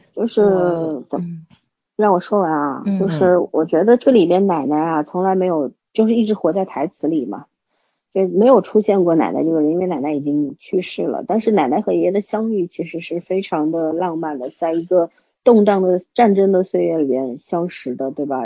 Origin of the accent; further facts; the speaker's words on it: China; 我们中国人